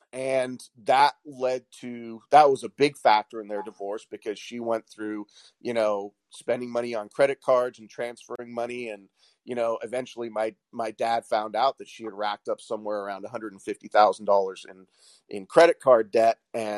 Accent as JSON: {"language": "English", "region": "Washington", "country": "United States", "tie": "born or raised there", "said": "a lot of the people that I grew up with here in Washington State, I, you know, like I said, I went to junior high and high school here."}